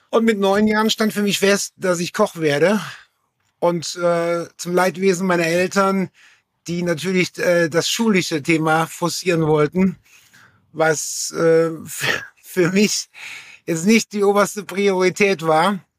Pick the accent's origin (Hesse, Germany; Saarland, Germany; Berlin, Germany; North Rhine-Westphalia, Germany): Saarland, Germany; Georg sagte das Saarland und ich komme aus der Nähe von Schengen, das ist das Dreiländereck.